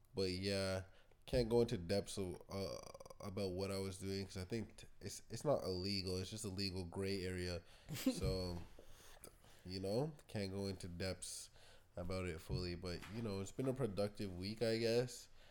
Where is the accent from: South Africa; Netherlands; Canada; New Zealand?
Canada; I'm Canadian